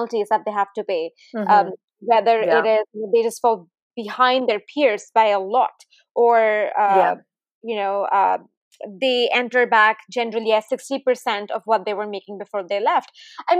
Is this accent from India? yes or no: yes; India; now in Silicon Valley, United States; I grew up in India